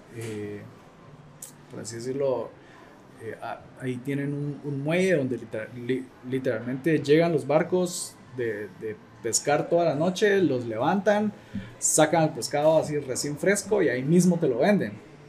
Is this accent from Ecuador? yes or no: no; Guatemala; soy fotógrafo guatemalteco.